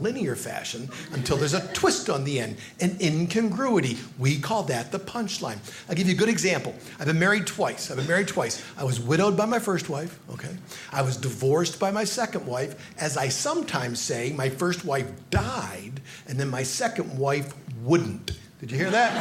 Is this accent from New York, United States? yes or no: yes; Hornell, New York, United States; when I was a little boy, growing up in Hornell, New York